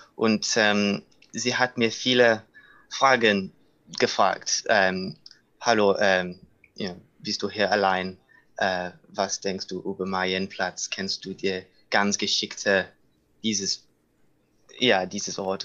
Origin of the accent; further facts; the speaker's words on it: United Kingdom; German is a second language; moved away as an adult; also born or lived in London; now in Munich, Germany; ich komme aus Großbritannien